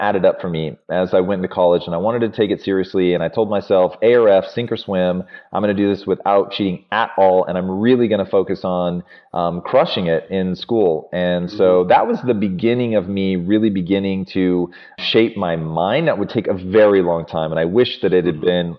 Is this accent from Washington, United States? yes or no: yes; Tacoma, Washington, United States; I grew up in Tacoma, Washington